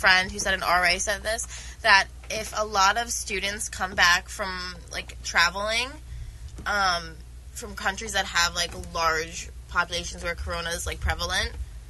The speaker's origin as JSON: {"language": "English", "area": "Long Island", "region": "New York", "country": "United States", "said": "I'm from Long Island"}